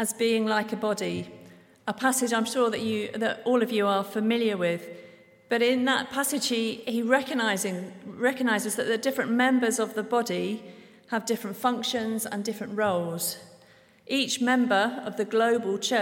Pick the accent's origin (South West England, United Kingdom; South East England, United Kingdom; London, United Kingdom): South West England, United Kingdom; Devon; moved away as an adult; now in Guatemala; I'm originally from Devon in England